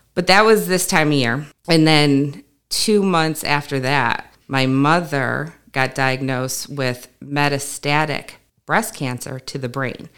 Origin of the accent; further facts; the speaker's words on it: New York, United States; I'm a New Yorker, so I'm a hand talker anyways